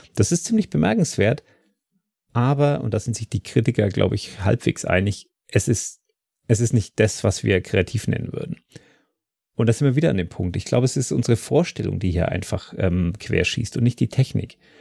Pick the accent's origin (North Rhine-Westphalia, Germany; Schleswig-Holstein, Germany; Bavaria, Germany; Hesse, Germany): Bavaria, Germany; Dietenhofen; Diedenhofen ist mein Heimatort